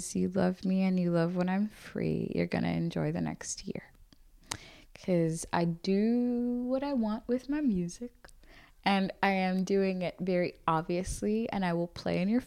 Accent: Limerick, Munster, Ireland; also born or lived in Zambia; I'm from Limerick

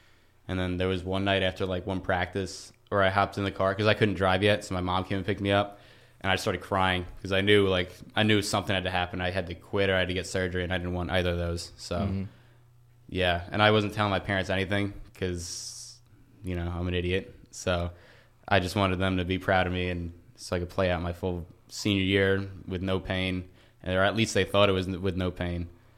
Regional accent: Lindenhurst, New York, United States; So I am from Long Island, New York, right? A little town called Lindenhurst.

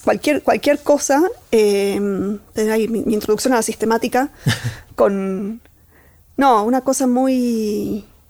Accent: Catamarca, Argentina; moved away; soy de Catamarca, de un pueblito, que, digamos, ahí subyacente, parte de mí, hay unos primeros años de vida en donde aprendí a andar a caballo casi al mismo tiempo que caminar

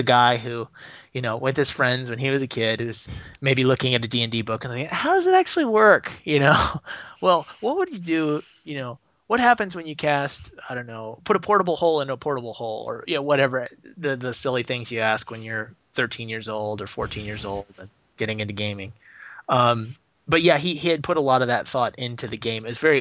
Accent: Portland, Oregon, United States; my hometown of Portland, Oregon

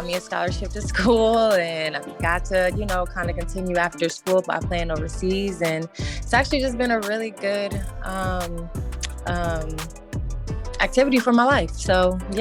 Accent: Indianapolis, Indiana, United States; I am from Indianapolis, Indiana, Midwest.

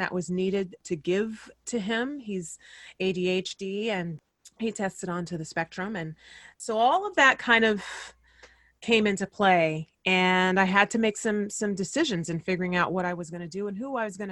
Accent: Fresno, California, United States; moved away as an adult; also born or lived in San Diego / New York; my hometown of Fresno, California

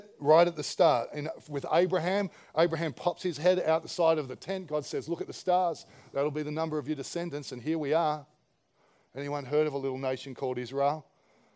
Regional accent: Campbelltown, New South Wales, Australia; I was a kid from Campbelltown who worked at Dairy Farmers.

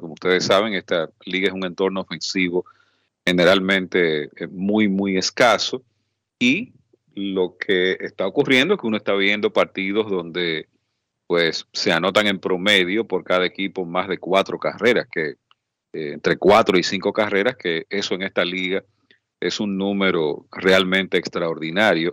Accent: Dominican Republic; somos la República Dominicana

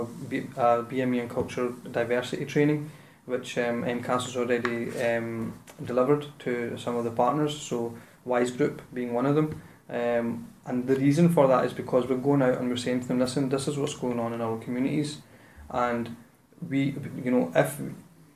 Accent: Glasgow, Scotland, United Kingdom; I'm born and bred in the South Side

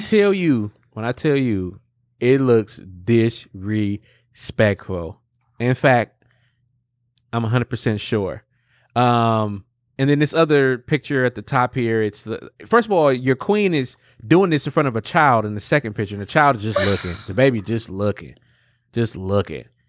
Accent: Milwaukee, Wisconsin, United States; I'm from Milwaukee

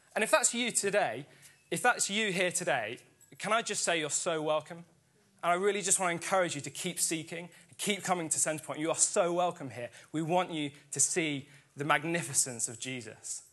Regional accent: Sussex, South East England, United Kingdom; my home church growing up in Sussex

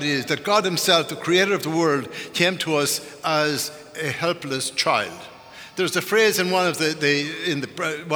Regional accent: Ireland; moved away; growing up in Ireland

